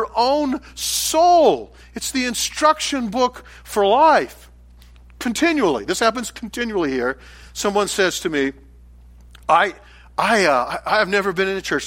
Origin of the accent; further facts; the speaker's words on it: United States; for many of us as American Christians